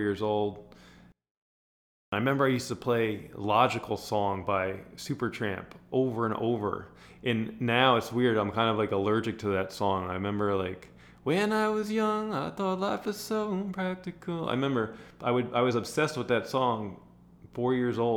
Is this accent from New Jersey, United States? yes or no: yes; New Jersey, United States; now in Los Angeles, United States; I grew up in Jersey